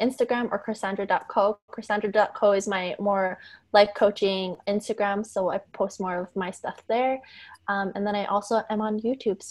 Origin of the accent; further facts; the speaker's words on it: Calgary, Alberta, Canada; I grew up in Temple